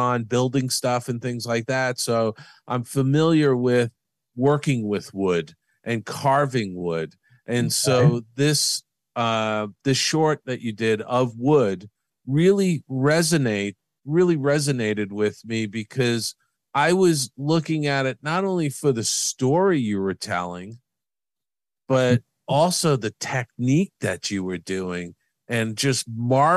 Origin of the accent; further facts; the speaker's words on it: East Coast, United States; moved away; I'm from the East Coast.